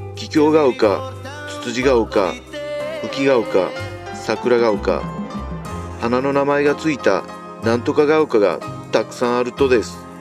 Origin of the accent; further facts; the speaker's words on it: Nabari, Mie, Japan; 名張地元